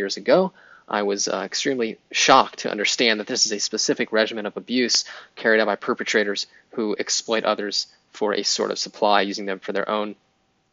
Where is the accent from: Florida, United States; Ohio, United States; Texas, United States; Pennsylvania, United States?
Pennsylvania, United States; Pittsburgh; I grew up in Pittsburgh, Pennsylvania